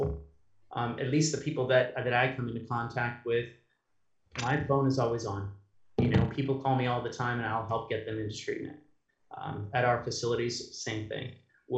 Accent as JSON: {"language": "English", "country": "United States", "also_born_or_lived": "Europe", "said": "I'm the American"}